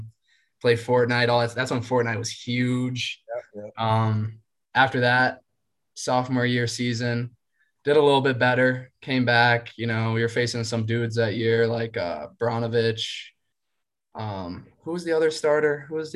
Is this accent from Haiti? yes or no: no; Lawton, Virginia, United States; moved away as an adult; also born or lived in Hempstead, New York; I'm from Lawton, Virginia. So from Lawton, Virginia up into Hempstead, New York on Long Island.